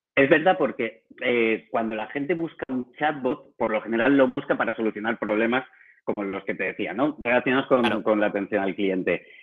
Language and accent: Spanish; Valencia, Valencian Community, Spain; moved away as an adult; also born or lived in Barcelona; Yo soy de Valencia